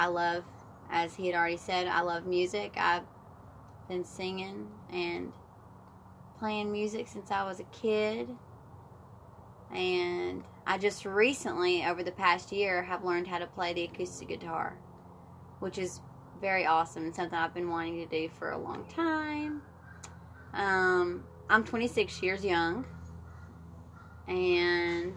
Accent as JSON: {"language": "English", "town": "Humboldt", "region": "Tennessee", "country": "United States", "tie": "born or raised there", "also_born_or_lived": "Florida", "said": "I am originally from West Tennessee in a small town called Humboldt, Tennessee. It's about an hour outside of Memphis. Grew up there"}